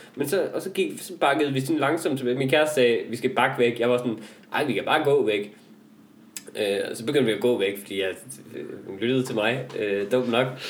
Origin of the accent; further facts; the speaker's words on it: Denmark; jeg kommer fra Jylland